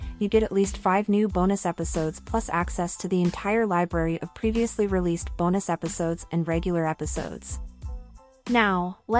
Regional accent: New York City, New York, United States; So, as a kid, I remember growing up in Washington Heights, New York City, and then in the summer, we would go to DR and see my mom's family

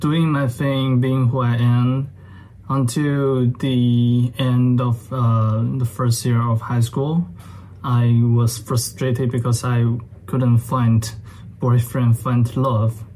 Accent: China; I was born and raised in China

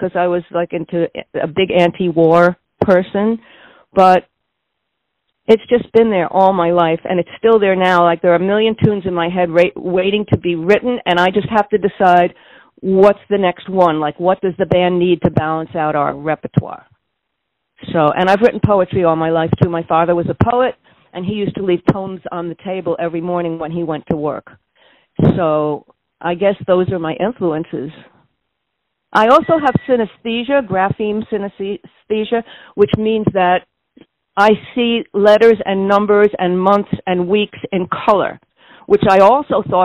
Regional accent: New York City, New York, United States; now in San Francisco, United States; I was born in the Bronx

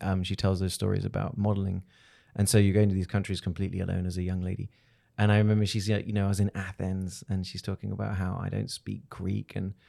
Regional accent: Hong Kong; born there; Then I was born in Hong Kong.

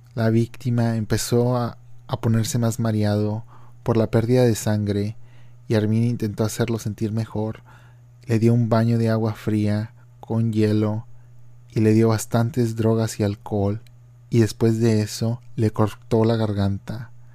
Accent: Matamoros region, Tamaulipas, Mexico; mi región de donde yo soy natal

